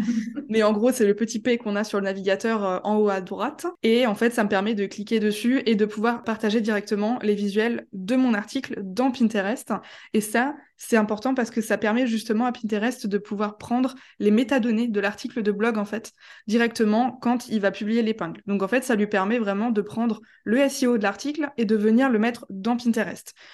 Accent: Strasbourg, Grand Est, France; Je viens de Strasbourg

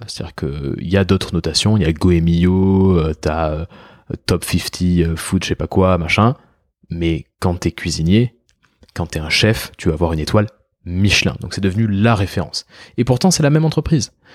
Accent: France; On peut être fier en tant que Français

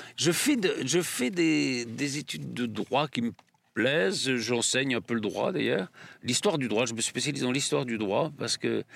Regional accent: Limoges, Nouvelle-Aquitaine, France; moved away; also born or lived in south-west France; ma famille est du sud-ouest, mais mon père avait été nommé à Limoges, donc on, vivait à Limoges

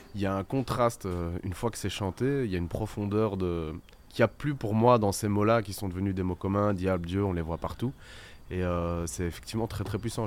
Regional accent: Belgium; on est belge

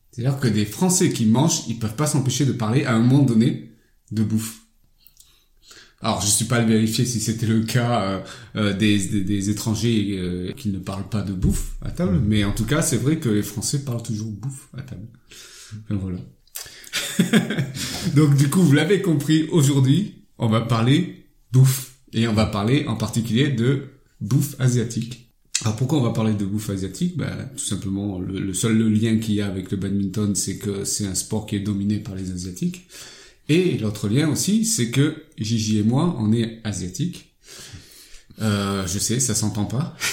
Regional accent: France; Non, non, je suis français d'origine vietnamienne.

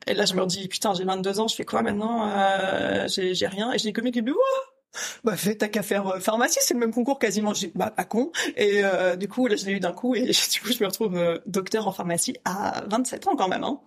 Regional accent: St. Barthélemy; moved away as an adult; also born or lived in Paris, France; now in Brussels, Belgium; moi j'ai grandi à Saint-Barthélemy. Euh, Saint-Barthélemy c'est aux Antilles françaises

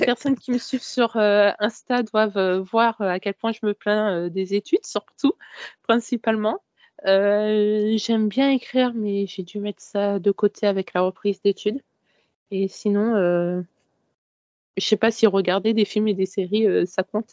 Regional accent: Paris region, Île-de-France, France; also born or lived in Créteil; j'ai toujours grandi en région parisienne. Euh, j'étais euh, à Créteil pendant presque tout mon collège. Et ensuite, je suis arrivée sur Paris même

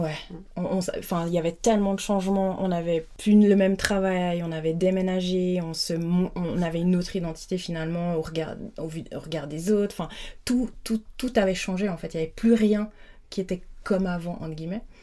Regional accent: Lutry, Vaud, Switzerland; j'ai grandi à Lutry, donc j'habitais la semaine à Lutry

